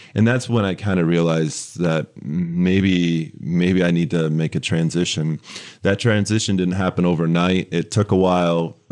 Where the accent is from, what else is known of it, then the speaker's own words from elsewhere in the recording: West Michigan, United States; moved away as an adult; now in Lansing, United States; I grew up in West Michigan.